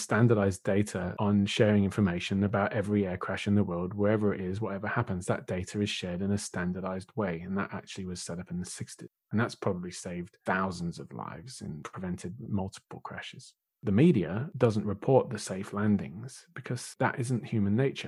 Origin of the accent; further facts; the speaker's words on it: United Kingdom; being British